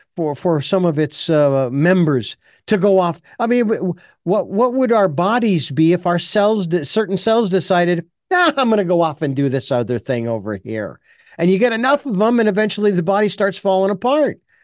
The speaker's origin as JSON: {"language": "English", "town": "Phoenix", "region": "Arizona", "country": "United States", "said": "I'm originally from Phoenix"}